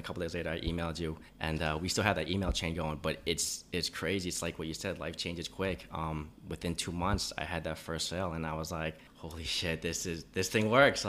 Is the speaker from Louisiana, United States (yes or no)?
no; New York, United States; moved away as an adult; also born or lived in Phuket, Thailand; now in Chiang Mai, Thailand; that's pretty much been my home base for the past year and a half. And, you know, growing up in New York, I didn't have beaches or anything like that. So when I first came out here to Thailand